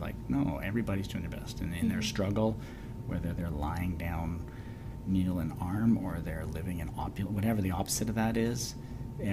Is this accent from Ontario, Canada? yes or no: yes; Kingston, Ontario, Canada; now in Victoria, Canada; as a Canadian and where I'm from and growing up in Kingston, Ontario